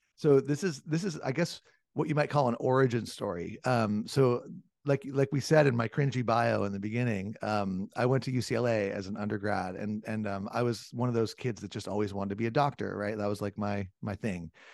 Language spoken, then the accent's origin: English; Southern California, United States; I grew up in Southern California, and I'm an old surfer and skateboarder